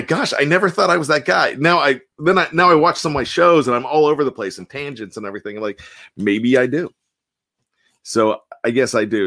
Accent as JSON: {"language": "English", "town": "Johnstown", "region": "Pennsylvania", "country": "United States", "said": "I'm from Johnstown"}